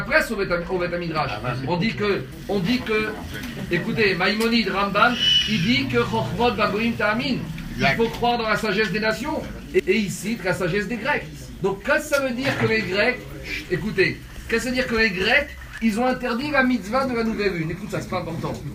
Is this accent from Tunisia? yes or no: yes; Tunisia; je suis un Tunisien